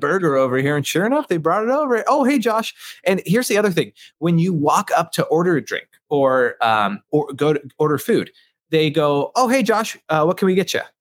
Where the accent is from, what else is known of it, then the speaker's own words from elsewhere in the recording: Seattle, Washington, United States; I grew up in Seattle.